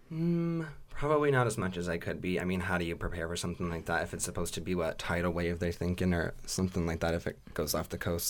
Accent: Southern California, United States; moved away; I was born in, like, Southern California

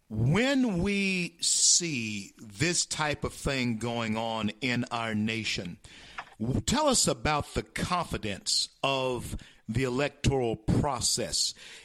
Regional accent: Louisiana, United States; the great state of Louisiana, my home state

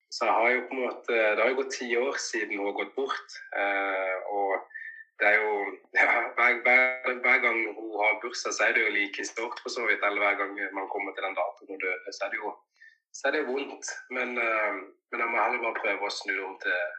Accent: Norway; also born or lived in Cali, Colombia; jeg har fått muligheten til å vokse opp i Norge

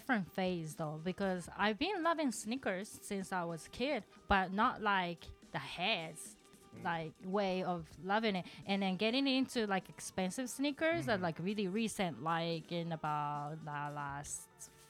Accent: Himeji, Hyogo, Japan; accent: Kansai; English is a second language; now in Kobe, Japan; I live in Kobe, but my hometown is called Himeji, where the beautiful castle's there. So I'm a Kansaijin. So I'm trilingual, Kansai Ben, and Hyojungo, and English.

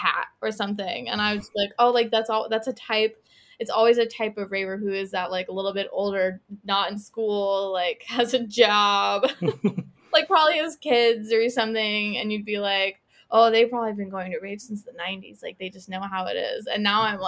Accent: United States; moved away as an adult; now in Glasgow, United Kingdom; I'm not an American anymore

